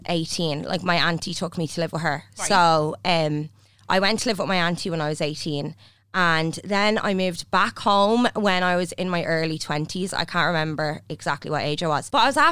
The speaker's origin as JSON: {"language": "English", "town": "Drogheda", "region": "County Louth", "country": "Ireland", "tie": "born or raised there", "said": "No, not from Dublin. I'm from Tully Allen, Drogheda."}